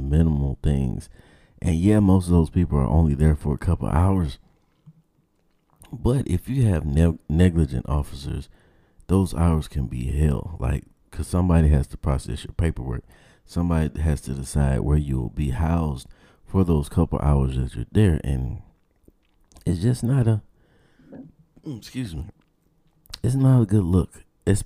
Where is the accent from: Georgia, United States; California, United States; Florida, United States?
Georgia, United States